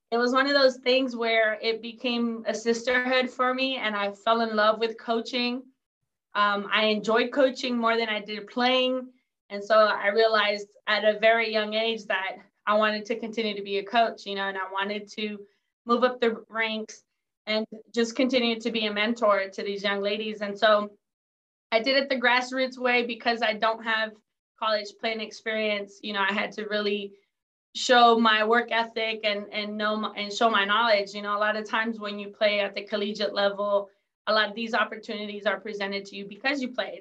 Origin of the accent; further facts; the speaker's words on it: San Diego, California, United States; also born or lived in Mexico; I was born in Mexico, grew up in San Diego.